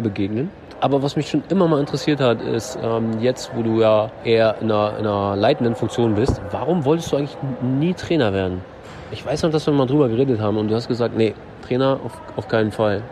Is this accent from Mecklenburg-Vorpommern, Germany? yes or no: yes; Mecklenburg-Vorpommern, Germany; ich als Mecklenburger